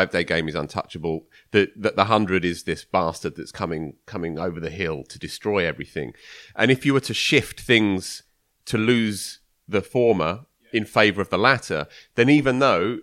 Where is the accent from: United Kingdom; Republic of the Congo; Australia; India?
United Kingdom; Chelmsford, East of England; It's my hometown